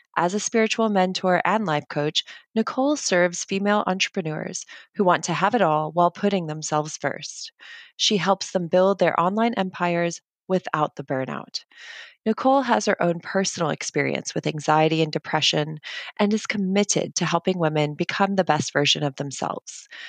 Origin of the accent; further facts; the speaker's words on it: United States; I am American